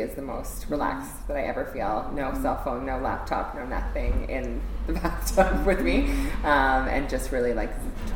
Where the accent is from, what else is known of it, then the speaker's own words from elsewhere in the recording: Edmonton, Alberta, Canada; now in Toronto, Canada; I grew up in Edmonton, Alberta